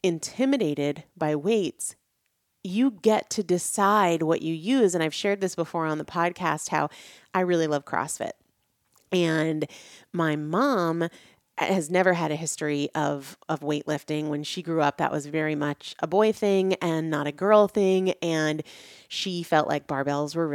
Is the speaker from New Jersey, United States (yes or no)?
no; New Hampshire, United States; moved away as an adult; also born or lived in Washington, D.C. / North Carolina / Natick, Massachusetts; I grew up in New England. I grew up in New Hampshire.